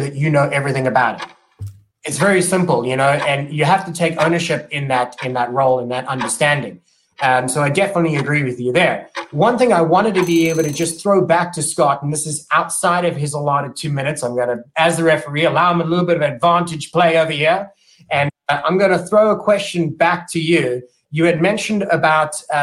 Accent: Cape Town, Western Cape, South Africa; moved away; also born or lived in England; I'm originally from South Africa, Cape Town, South Africa

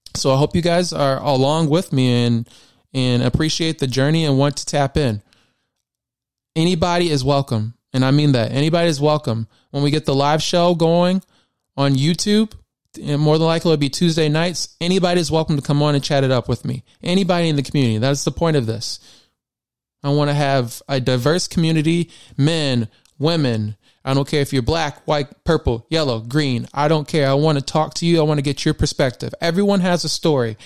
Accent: Michigan, United States; I was born and raised in Michigan

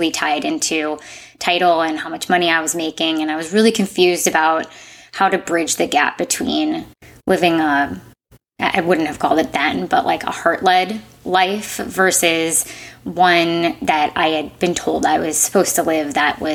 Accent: Midwest, United States; moved away; I grew up in the Midwest and went to school at Indiana University

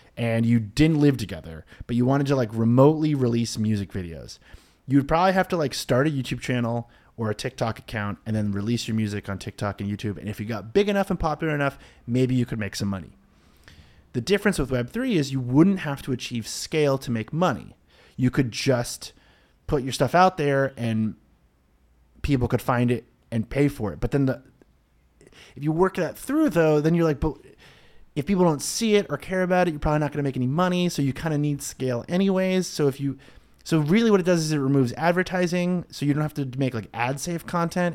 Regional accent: Boston, Massachusetts, United States; I grew up in the Boston area.

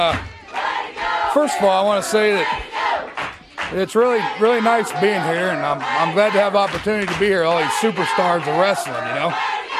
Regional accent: Hayward, California, United States; I'm from Hayward, California, which is on the other side of the Rockies over there.

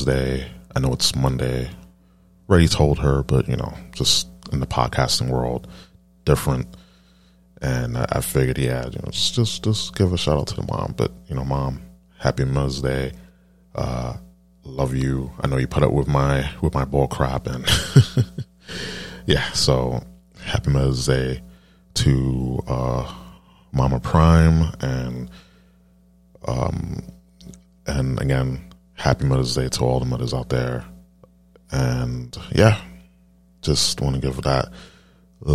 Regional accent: East Coast, United States; I'm from the East Coast

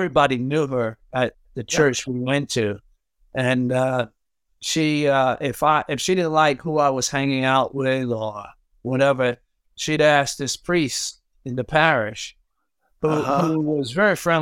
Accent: New York City, New York, United States; growing up in Brooklyn

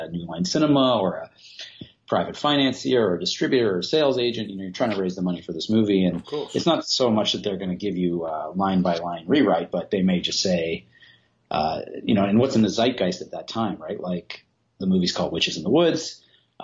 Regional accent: Canada; I'm from Canada.

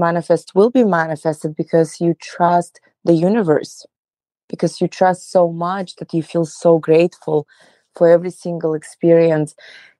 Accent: Russia; moved away as an adult; So, well, I came from Russia about 10 years ago

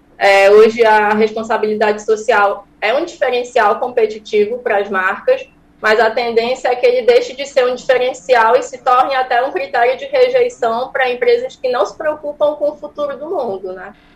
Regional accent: Santarém, Pará, Brazil; Esse cacau vem da minha, da minha terra, do Pará, mas eu sou de Santarém

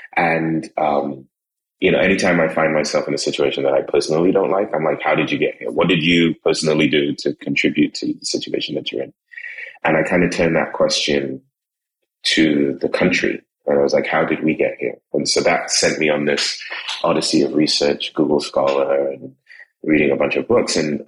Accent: Trinidad & Tobago; people see me and then I open my mouth and then I tell them I'm from Trinidad and I tell them where I've lived.

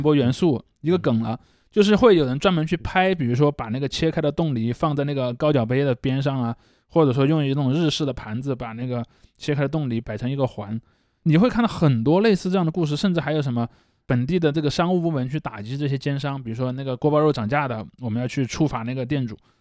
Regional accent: Sichuan, China; 我们四川人

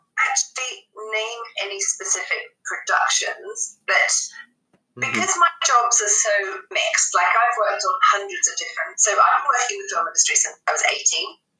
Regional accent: Epsom, South East England, United Kingdom; born there; because we moved from a specific town in England where I was born. I was born in Hepsom in Surrey, and there, they were very fine

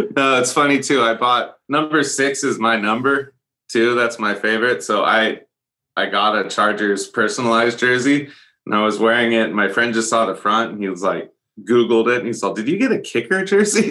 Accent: a couple hours north of San Francisco, California, United States; I grew up where I am now, which is a couple hours north of San Francisco

